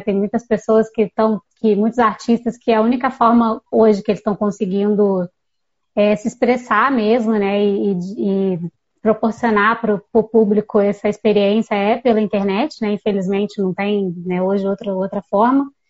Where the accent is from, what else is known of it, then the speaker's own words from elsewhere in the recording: Volta Redonda, Rio de Janeiro, Brazil; also born or lived in Viçosa, Minas Gerais; Eu sou de Volta Redonda, no sul do estado do Rio